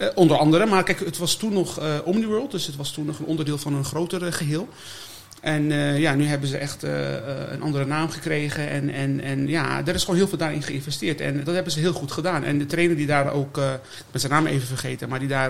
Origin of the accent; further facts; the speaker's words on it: Almere, Flevoland, Netherlands; moved away as an adult; also born or lived in Amersfoort; now in The Hague, Netherlands; Almere, dat is, daar is het echt gebeurd. Ja, daar heb ik mijn mijn basisschool, middelbare school